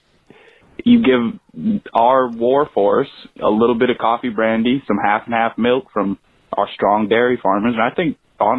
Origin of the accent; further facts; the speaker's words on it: Maine, United States; Maine, my home state